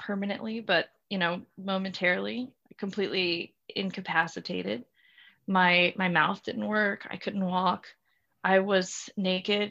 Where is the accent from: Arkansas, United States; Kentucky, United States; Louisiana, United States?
Louisiana, United States; South; moved away as an adult; I'm from South Louisiana originally, so very, very particular culture, Cajun culture, conservative culture